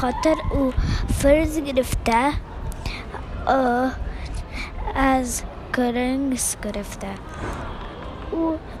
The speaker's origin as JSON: {"language": "English", "country": "Afghanistan", "second_language": "English", "said": "I'm from Afghanistan"}